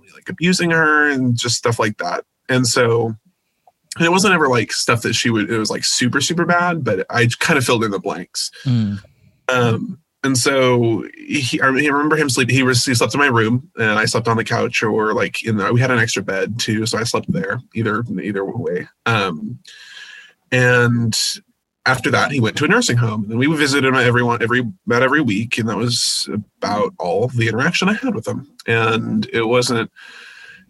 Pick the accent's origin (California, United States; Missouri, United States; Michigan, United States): California, United States; Visalia; now in Fresno, United States; I was born and raised in Visalia, but I moved to Fresno about a year ago.